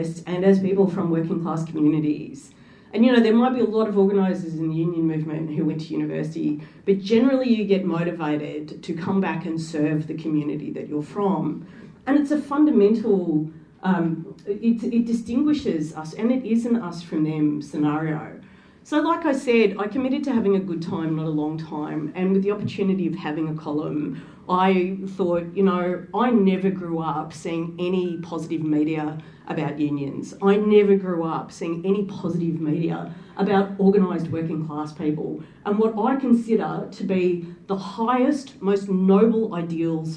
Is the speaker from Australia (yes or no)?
yes; Australia; also born or lived in Wollongong, Australia / England; To all of those people in another country, I was just Australian